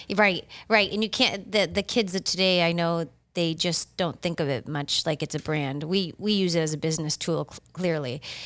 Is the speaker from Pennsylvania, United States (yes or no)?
no; Massachusetts, United States; moved away as an adult; now in Delray Beach, United States; I'm originally from Massachusetts.